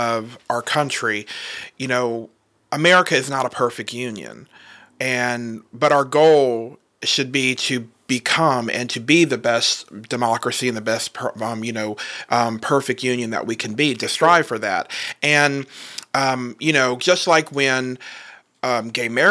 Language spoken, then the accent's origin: English; Southern Virginia, United States; also born or lived in Alexandria, Virginia; I lived there for the first few years, and then I moved to Southern Virginia, so really close to the border